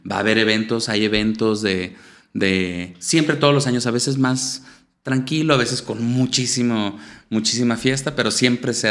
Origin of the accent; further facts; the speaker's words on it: Venezuela; me siento venezolano, cocino arepas, hay mucha comida, toda la gastronomía venezolana. Es como recordar esa, infancia que, tan padre que tuve allá y que la pasé allá